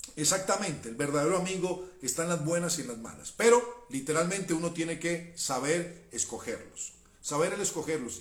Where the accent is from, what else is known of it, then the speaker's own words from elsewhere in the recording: Cali, Valle del Cauca, Colombia; yo soy caleño